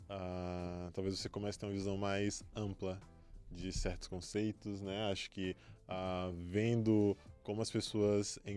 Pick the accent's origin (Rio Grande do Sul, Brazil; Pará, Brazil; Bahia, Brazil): Bahia, Brazil; born or raised there; moved away; also born or lived in Feira de Santana / São Paulo